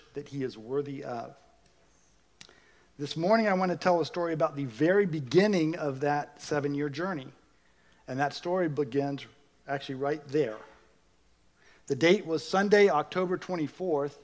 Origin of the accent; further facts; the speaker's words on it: United States; being an American